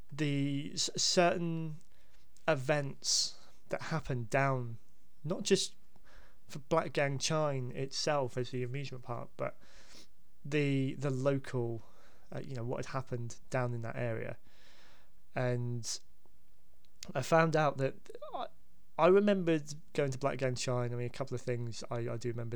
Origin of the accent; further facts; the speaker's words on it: Hampshire, South East England, United Kingdom; I grew up in Hampshire